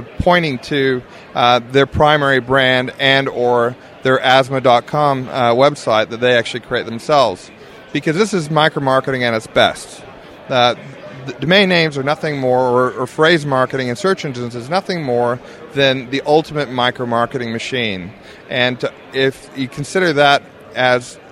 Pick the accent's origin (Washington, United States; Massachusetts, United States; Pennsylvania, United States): Washington, United States; Seattle; moved away as an adult; now in Brisbane, Australia; I'm a previous Yank myself, so I came from Seattle, Washington, and went to Australia about 15 years ago.